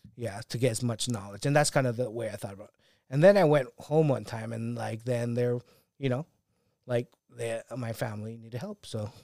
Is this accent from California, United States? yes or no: no; Hawaii, United States; moved away as an adult; growing up in Hawaii